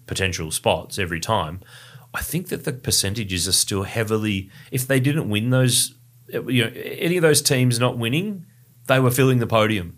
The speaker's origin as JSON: {"language": "English", "town": "Ballarat", "region": "Victoria", "country": "Australia", "tie": "born or raised there", "lives_now": "Melbourne, Australia", "said": "Ballarat, my hometown in regional Victoria. And I'm bringing another Ballarat boy with me"}